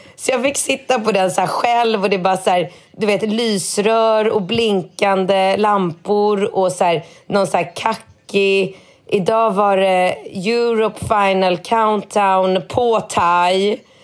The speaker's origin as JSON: {"language": "Swedish", "country": "Sweden", "moved": "yes", "lives_now": "Thailand", "said": "Jag kommer från Sverige"}